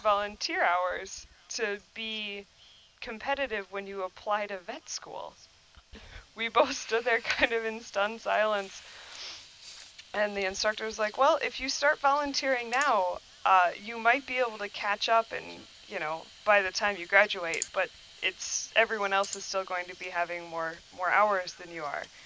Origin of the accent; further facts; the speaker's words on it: New Glarus, Wisconsin, United States; I was raised here in Wisconsin in New Glarus